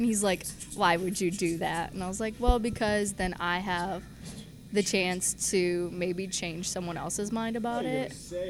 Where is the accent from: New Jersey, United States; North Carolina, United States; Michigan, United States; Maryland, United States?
Michigan, United States; Grandville; now in Grand Rapids, United States; I am actually from around here. From Granville, actually.